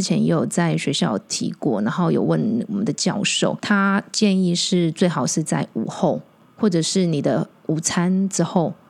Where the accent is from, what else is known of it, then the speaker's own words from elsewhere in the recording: Taiwan; 我们台湾人的 对 脑袋里面是没有存在的。